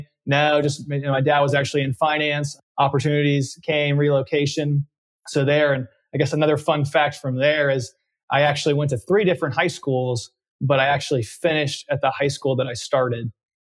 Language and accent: English; Dallas, Texas, United States; I said I grew up in Dallas, Texas mostly, but that's probably not the full truth. I've actually moved quite around a lot of the United States early in my life.